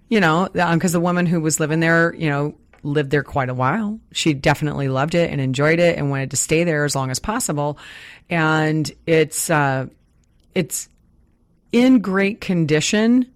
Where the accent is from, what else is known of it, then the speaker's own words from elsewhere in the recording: Midwest, United States; now in Puget Sound, United States; I grew up in the Midwest